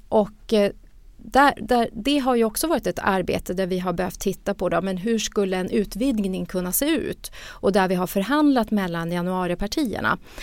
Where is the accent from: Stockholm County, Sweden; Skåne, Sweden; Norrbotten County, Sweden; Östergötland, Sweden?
Norrbotten County, Sweden; Luleå; jag är ju själv norrbottning och från Luleå